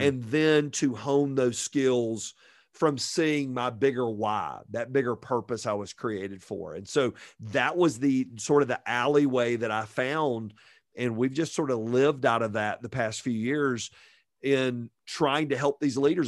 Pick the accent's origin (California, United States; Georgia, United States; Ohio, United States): Georgia, United States; Fayetteville; moved away as an adult; also born or lived in Virginia; growing up in Fayetteville, Georgia, just south of Atlanta.